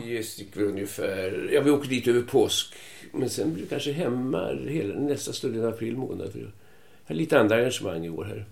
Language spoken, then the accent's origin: Swedish; Stockholm, Stockholm County, Sweden; moved away as an adult; also born or lived in Gävle; now in Tyresö, Sweden; Jag är född på Kungsholmen men eh, flyttade väldigt tidigt först till Hammarbyhöjden och sen 48 eh, flyttade till Gamla Enskede